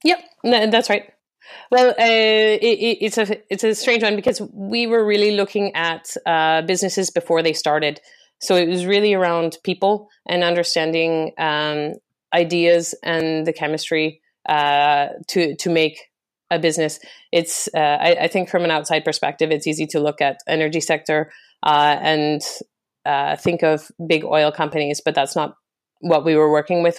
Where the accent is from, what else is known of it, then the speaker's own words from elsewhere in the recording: Western Canada, Canada; moved away as an adult; also born or lived in France / Singapore; I was born and raised in Canada, I, I was raised in Western Canada